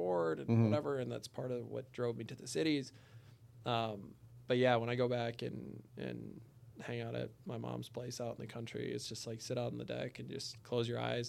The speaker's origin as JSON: {"language": "English", "region": "South Dakota", "country": "United States", "tie": "born or raised there", "said": "The peace."}